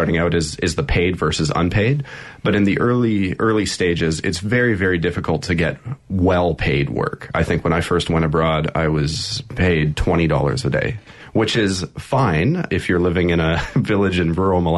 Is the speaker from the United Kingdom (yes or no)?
no; Canada; moved away as an adult; I'm originally from Canada, but I've been living mostly abroad for the past 7 or 8 years, moving around